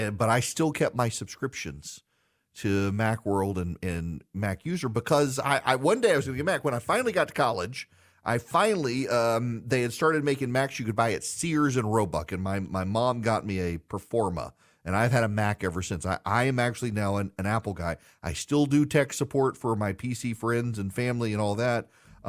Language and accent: English; Dubai, United Arab Emirates; I grew up, yes, in Dubai, Charlie. So when I was growing up in the Middle East, we were the only family in our school that did not have a computer.